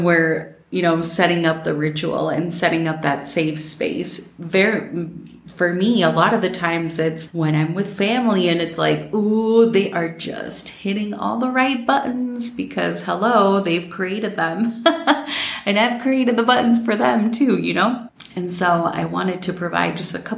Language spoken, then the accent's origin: English; Minnesota, United States; growing up in Minnesota